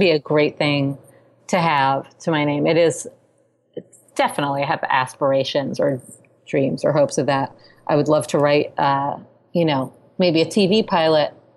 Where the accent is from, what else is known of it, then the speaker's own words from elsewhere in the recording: New York City, New York, United States; growing up in New York City